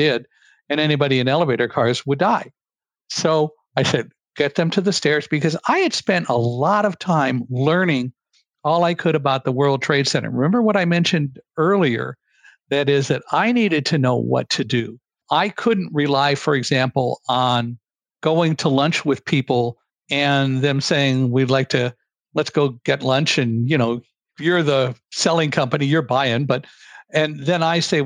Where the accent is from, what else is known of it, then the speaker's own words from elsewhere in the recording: California, United States; also born or lived in Chicago, Illinois; I grew up in California by the San Andreas Fault